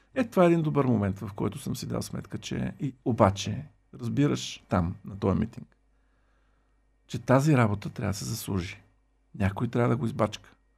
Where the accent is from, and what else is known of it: Bulgaria